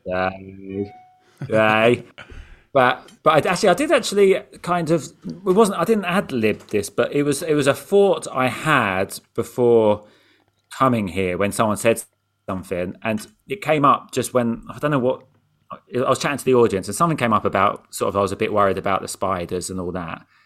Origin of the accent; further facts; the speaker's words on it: England, United Kingdom; I'm from England